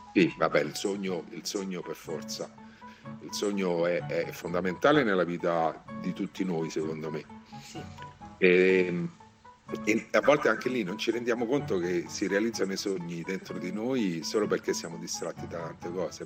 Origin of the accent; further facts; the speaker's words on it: Rome, Lazio, Italy; per me che sono romano e vivo a Roma